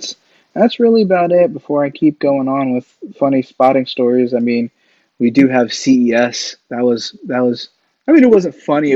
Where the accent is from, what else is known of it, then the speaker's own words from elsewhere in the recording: East Coast, United States; I came from the East Coast where the sun basically sets at, 8:30, 9 o'clock.